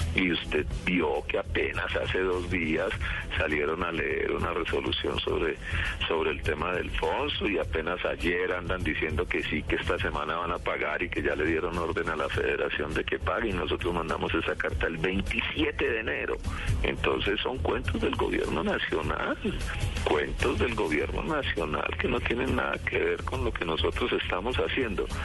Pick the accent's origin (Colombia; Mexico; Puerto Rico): Colombia; yo también soy un colombiano, yo también siento como colombiano